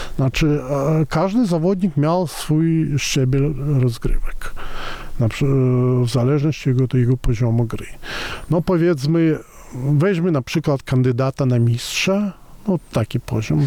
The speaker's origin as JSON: {"language": "Polish", "region": "Moscow", "country": "Russia", "tie": "born or raised there", "moved": "yes", "lives_now": "Poland", "said": "ja wychowałem się w Moskwie"}